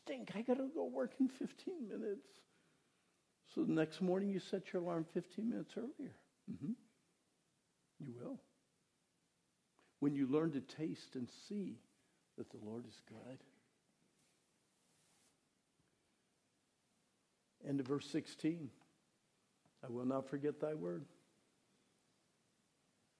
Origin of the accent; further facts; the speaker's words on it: Pennsylvania, United States; moved away; I was raised in Pennsylvania